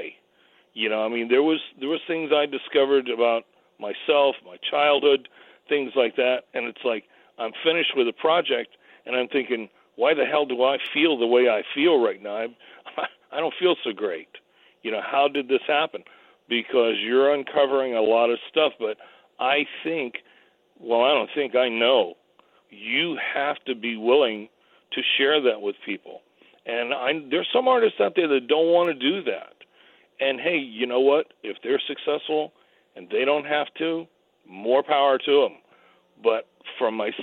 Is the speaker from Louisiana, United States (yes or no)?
no; New York City, New York, United States; I grew up over in Staten Island